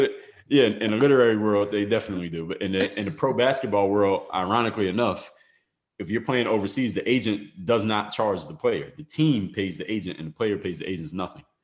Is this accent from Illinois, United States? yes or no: no; Philadelphia, Pennsylvania, United States; now in Miami, United States; I come from Philadelphia, Pennsylvania, live in Miami now